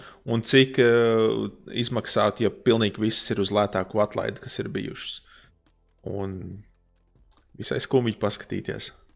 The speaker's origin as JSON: {"language": "Latvian", "country": "Latvia", "said": "es esmu no Latvijas"}